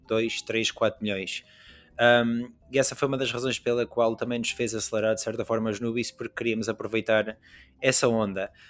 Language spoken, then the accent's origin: Portuguese; western region of Portugal, Oeste, Portugal; eu sou da zona tipo oeste de Portugal